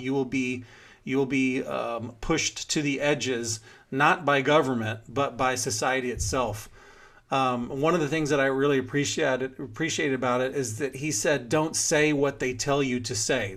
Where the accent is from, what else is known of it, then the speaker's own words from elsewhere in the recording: Houston, Texas, United States; moved away; We grew up together in Houston